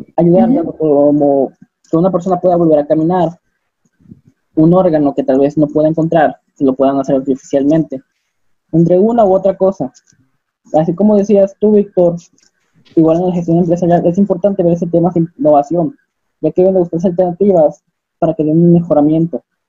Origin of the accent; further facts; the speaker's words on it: Acapulco, Guerrero, Mexico; moved away; also born or lived in Coahuila; yo soy de Acapulco